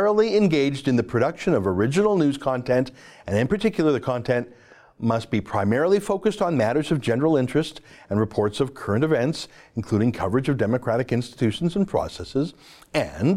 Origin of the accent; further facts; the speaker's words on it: Canada; I'm from Canada